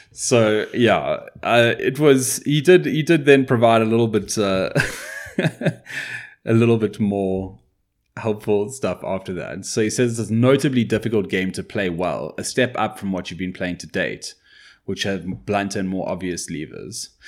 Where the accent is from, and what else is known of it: South Africa